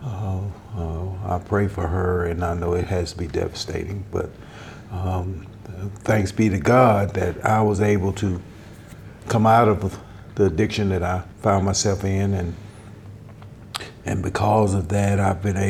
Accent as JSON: {"language": "English", "town": "Nashville", "region": "Tennessee", "country": "United States", "tie": "born or raised there", "said": "I was born and raised in Nashville, Tennessee"}